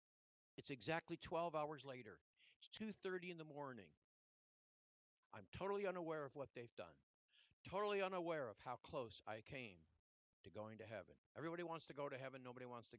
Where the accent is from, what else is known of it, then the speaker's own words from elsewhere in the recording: Canada; from Canada